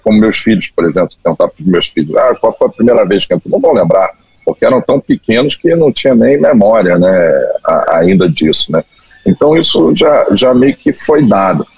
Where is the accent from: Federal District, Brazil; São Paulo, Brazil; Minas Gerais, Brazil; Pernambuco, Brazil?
Federal District, Brazil; Brasília; moved away as an adult; also born or lived in Cabo Frio / Rio de Janeiro; eu ser nascido e criado em Brasília, minha família é do Rio